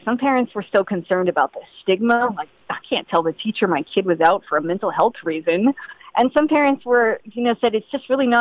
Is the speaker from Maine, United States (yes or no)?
yes; Maine, United States; I grew up in Maine